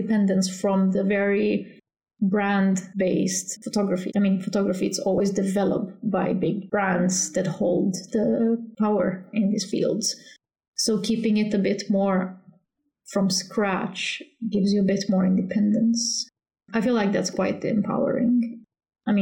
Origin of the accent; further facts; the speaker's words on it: Slovenia; moved away as an adult; now in Gothenburg, Sweden; Originally, I'm from Slovenia